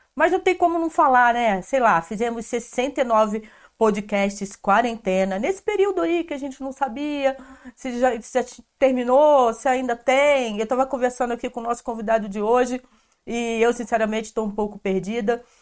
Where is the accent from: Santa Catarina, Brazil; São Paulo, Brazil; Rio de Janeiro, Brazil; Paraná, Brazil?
Rio de Janeiro, Brazil; Nova Friburgo; eu sou de Nova Friburgo também